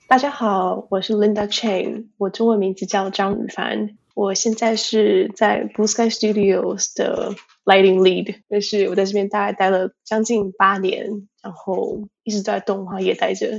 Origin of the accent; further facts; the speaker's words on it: Tainan, Taiwan; moved away as an adult; now in United States; 我是在台湾，台南，从家长大的，一直念，念到，基本上一直念到高中毕业